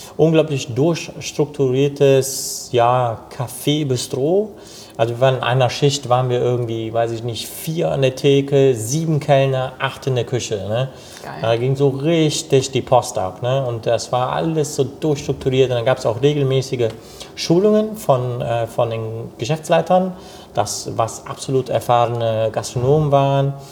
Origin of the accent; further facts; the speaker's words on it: Cologne, North Rhine-Westphalia, Germany; Ich bin hier in Köln geboren und äh, groß geworden, aufgewachsen